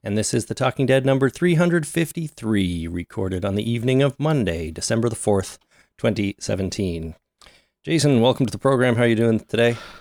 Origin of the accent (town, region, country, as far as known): Canada